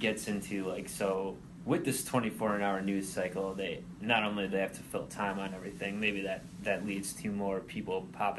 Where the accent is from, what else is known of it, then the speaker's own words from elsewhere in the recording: Arkansas, United States; I'm from Arkansas.